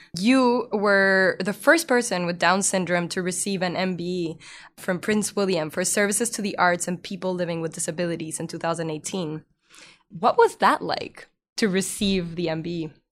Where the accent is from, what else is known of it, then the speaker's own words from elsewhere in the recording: Mexico; I was born in Mexico